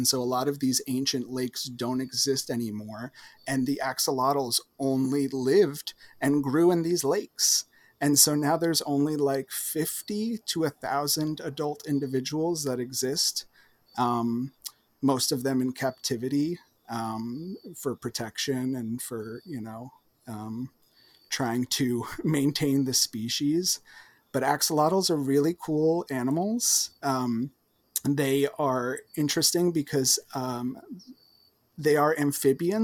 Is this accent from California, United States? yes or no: no; New Jersey, United States; accent: Jersey; my Jersey accent